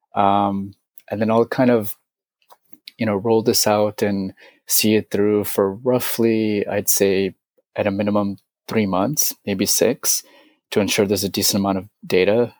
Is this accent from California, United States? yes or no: yes; San Francisco, California, United States; I'm from San Francisco.